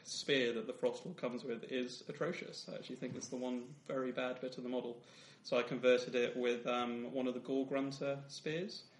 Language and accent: English; Wales, United Kingdom; being a Welshman